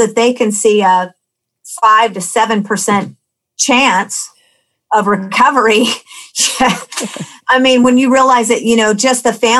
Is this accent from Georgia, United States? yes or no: no; Anchorage, Alaska, United States; I grew up in Anchorage, and I grew up in an alcoholic home.